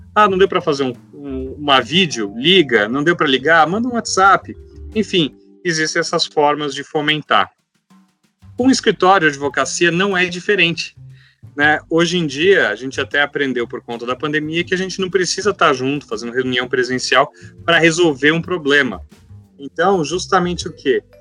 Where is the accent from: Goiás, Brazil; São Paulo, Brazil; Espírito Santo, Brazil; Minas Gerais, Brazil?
São Paulo, Brazil; interior of; Eu sou do interior de São Paulo, né? muita fazenda, então a gente cresce acostumado com isso.